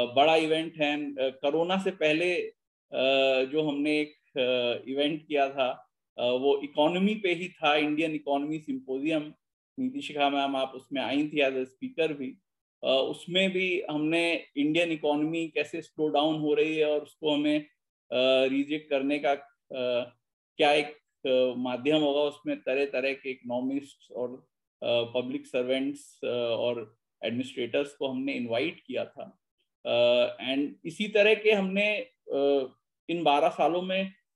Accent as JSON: {"language": "Hindi", "town": "Lucknow", "region": "Uttar Pradesh", "country": "India", "said": "मैं क्योंकि लखनऊ से आता हूँ तो थोड़ा उर्दू का मिक्सचर आ जाएगा मेरे बोलचाल में"}